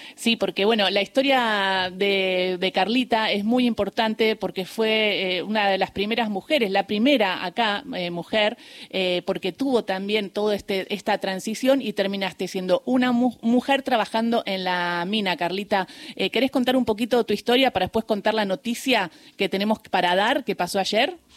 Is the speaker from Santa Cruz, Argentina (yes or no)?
yes; Río Gallegos, Santa Cruz, Argentina; moved away; a mis 12 años que yo me crié en Gallegos